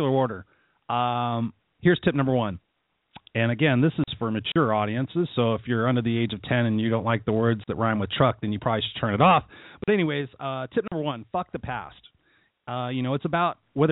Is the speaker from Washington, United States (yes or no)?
no; Inglewood, California, United States; I was born in Inglewood, California, here in Southern California